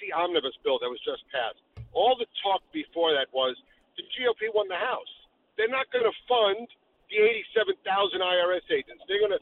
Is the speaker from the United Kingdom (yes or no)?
no; New York City, New York, United States; where I grew up in Brooklyn